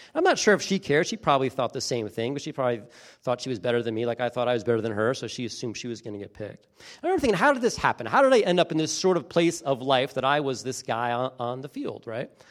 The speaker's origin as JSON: {"language": "English", "town": "Beach Haven", "region": "New Jersey", "country": "United States", "tie": "born or raised there", "said": "I grew up in a really small town in New Jersey, coastal New Jersey, little town called Beach Haven."}